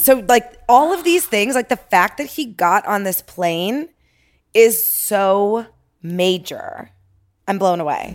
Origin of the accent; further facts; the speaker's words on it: Toronto, Ontario, Canada; moved away as an adult; now in Los Angeles, United States; born and raised in Toronto